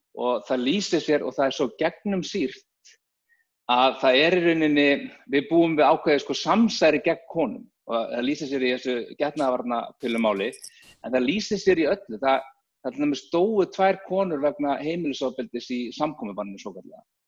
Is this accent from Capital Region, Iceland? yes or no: yes; Reykjavík, Capital Region, Iceland; ólst þannig upp bara í Reykjavík